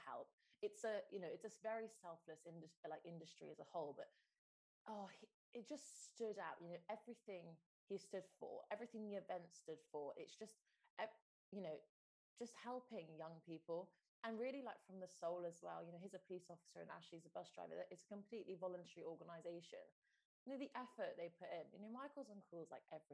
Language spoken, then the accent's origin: English; Stroud, South West England, United Kingdom; in my family home where I grew up in Stroud